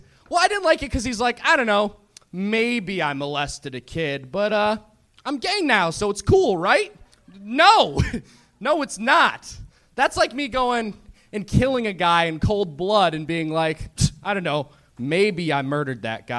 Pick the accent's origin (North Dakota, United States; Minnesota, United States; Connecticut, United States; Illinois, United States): Minnesota, United States; now in Los Angeles, United States